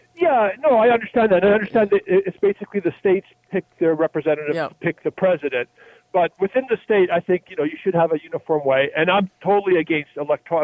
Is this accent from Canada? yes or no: yes; Canada; as a Canadian